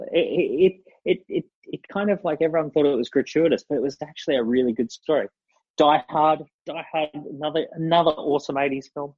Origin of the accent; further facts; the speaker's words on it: Sunshine Coast, Queensland, Australia; I grew up on the Sunshine Coast